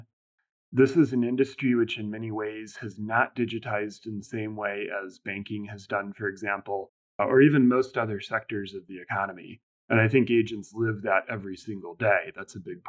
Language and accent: English; Indiana, United States; also born or lived in Bermuda; now in New York, United States; I grew up in Indiana